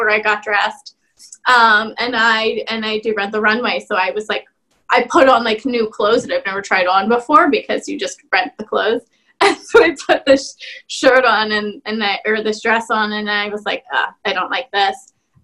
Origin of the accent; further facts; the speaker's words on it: Bucks County, Pennsylvania, United States; I grew up in Bucks County.